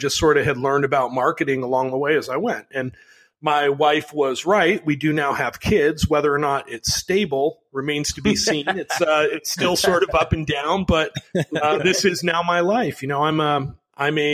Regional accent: Chicago, Illinois, United States; I grew up in Chicago

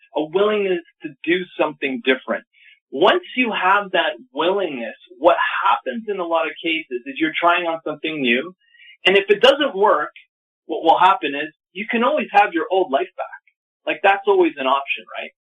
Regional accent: Sudbury, Ontario, Canada; right now, I'm actually located very close to the city I grew up in, which is about Sudbury, Ontario, in Canada

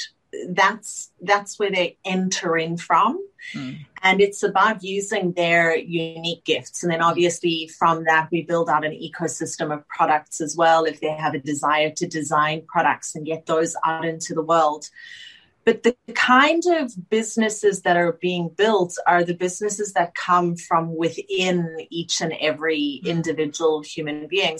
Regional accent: Johannesburg, Gauteng, South Africa; moved away as an adult; now in Sydney, Australia; I grew up in South Africa in Johannesburg with my father

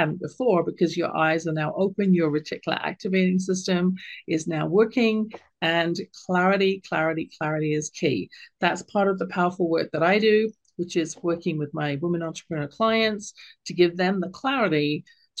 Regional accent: United Kingdom; accent: British; my lilting British accent

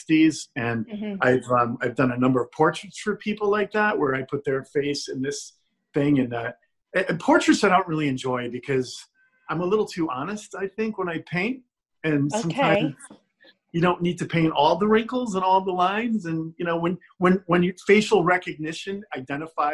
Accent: Charlestown, Rhode Island, United States; moved away; also born or lived in Newport, Rhode Island; growing up in Charlestown, it's a small beach community

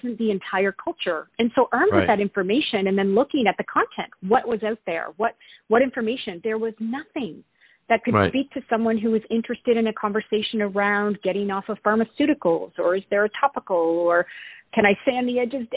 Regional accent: East Coast of Canada, Atlantic Canada, Canada; accent: East Coast Canadian; also born or lived in California; I am an East Coast Canadian gal, so you'll hear a lot of abouts. Born and raised on the East Coast

